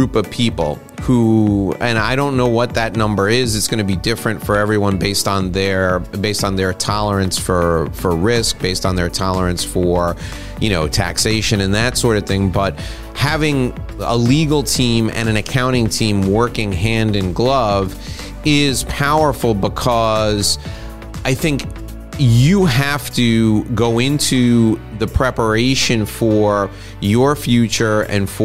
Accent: United States; as an American

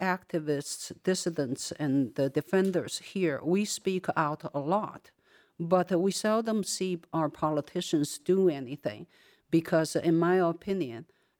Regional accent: China; as I grew up in China, everybody of my age, younger, Hong Kong is this star.

